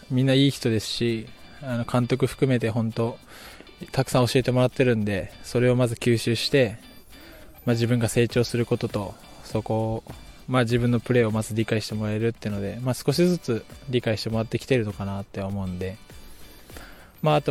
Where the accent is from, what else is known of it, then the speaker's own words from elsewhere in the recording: Kumamoto, Japan; はい、えー、